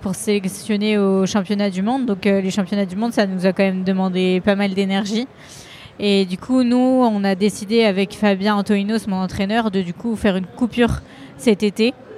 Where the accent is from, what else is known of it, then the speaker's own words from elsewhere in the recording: Lyon, Auvergne-Rhône-Alpes, France; je suis lyonnaise